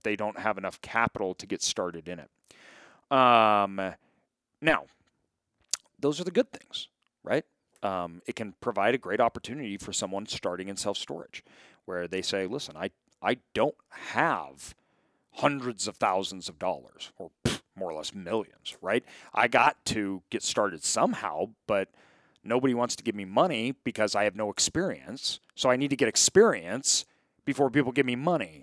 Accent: Boise, Idaho, United States; I grew up in Boise.

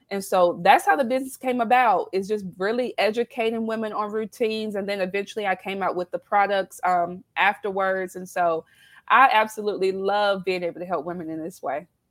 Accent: South Carolina, United States; accent: southern twang; now in Baltimore, United States; I live in Baltimore, Maryland, although I'm originally from South Carolina. So I was born and raised in the South. So you'll hear that twang come out.

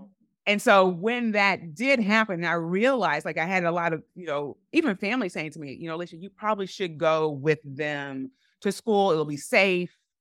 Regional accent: Evansville, Indiana, United States; moved away as an adult; grew up in Evansville

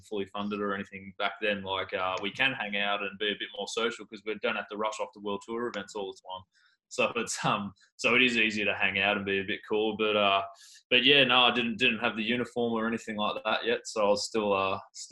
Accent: Melbourne, Victoria, Australia; moved away as an adult; now in Adelaide, Australia; I'm from Melbourne, actually. So okay. That's where I'm originally from, but then moved over to Adelaide

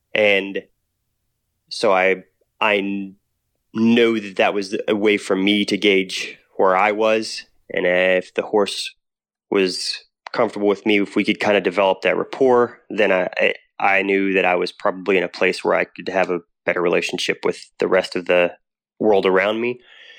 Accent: Texas, United States; also born or lived in Oklahoma / New Mexico; So I grew up in Texas, Oklahoma, New Mexico.

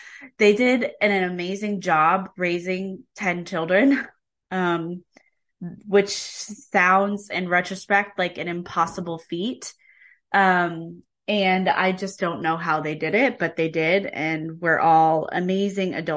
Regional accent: Kansas, United States; I grew up in Kansas

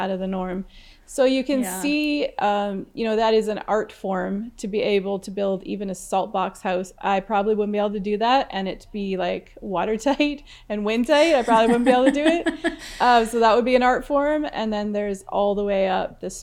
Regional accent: Newfoundland and Labrador, Canada; moved away; I'm from Newfoundland, and salt box houses were quite normal to live in back there

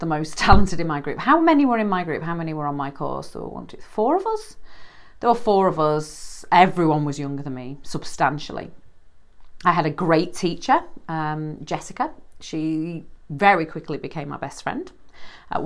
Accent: United Kingdom; I'm British.

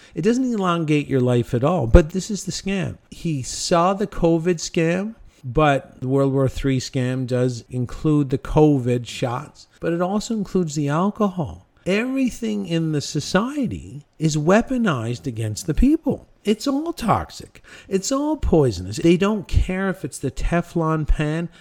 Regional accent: Cornwall, Ontario, Canada; in my hometown of Cornwall, Ontario

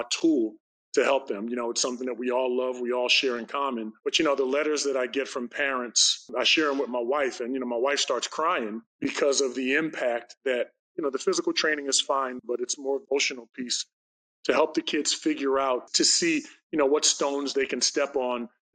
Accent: Atlantic City, New Jersey, United States; I was born and raised in Atlantic City, New Jersey

